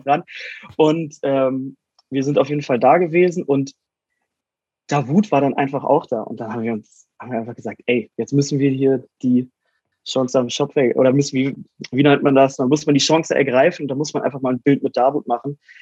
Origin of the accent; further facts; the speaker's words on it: Wolfsburg, Lower Saxony, Germany; in Wolfsburg, meiner Heimatstadt